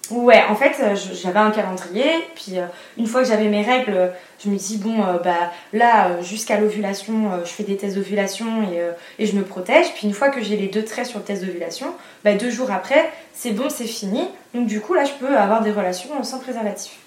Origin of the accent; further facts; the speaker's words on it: Vendée, Pays de la Loire, France; moved away as an adult; now in Nantes, France; je suis née en Vendée. Et là, actuellement, j'habite à Nantes